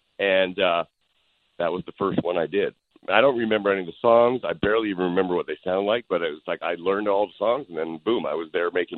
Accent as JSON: {"language": "English", "country": "Canada", "moved": "as an adult", "lives_now": "Los Angeles, United States", "said": "Look, I came from Canada. I drove down with $200 in a Dodge Colt"}